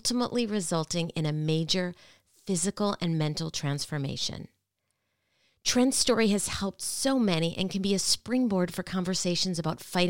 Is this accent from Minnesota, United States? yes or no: yes; Minnesota, United States; my home state, Minnesota